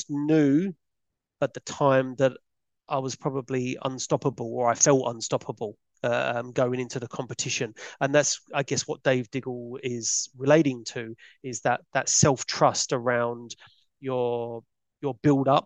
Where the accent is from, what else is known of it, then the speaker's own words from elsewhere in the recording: London, United Kingdom; I was a kid from Peckham